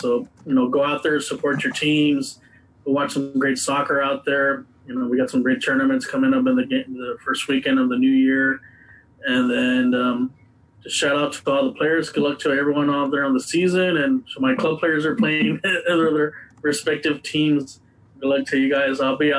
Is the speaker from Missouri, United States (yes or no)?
no; Del Rio, Texas, United States; moved away; So I'm my hometown in Del Rio, which I'll be there in a couple weeks.